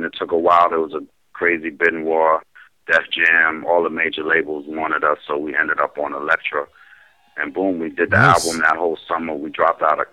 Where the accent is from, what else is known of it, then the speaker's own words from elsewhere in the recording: New Jersey, United States; I'm from Jersey.